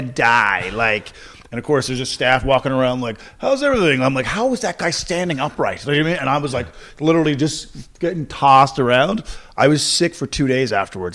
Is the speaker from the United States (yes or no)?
no; Corner Brook, Newfoundland and Labrador, Canada; moved away; my hometown's, like, now it's, like, twenty thousand people, twenty-one thousand